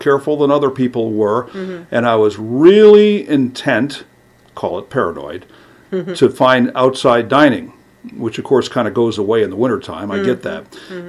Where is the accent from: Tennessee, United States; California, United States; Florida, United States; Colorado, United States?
California, United States; Los Angeles; also born or lived in Glendale, California; I grew up in Hollywood.